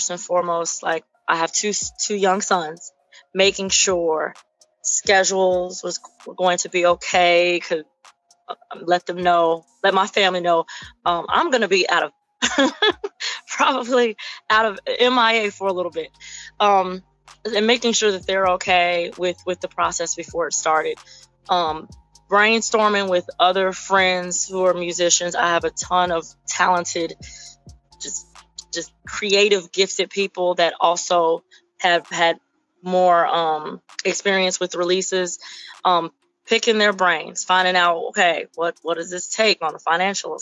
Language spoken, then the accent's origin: English; Chicago, Illinois, United States; moved away as an adult; now in Hammond, United States; originally from Chicago, but now living in the Northwest Indiana area, right on a border town of Hammond, so not super far from my hometown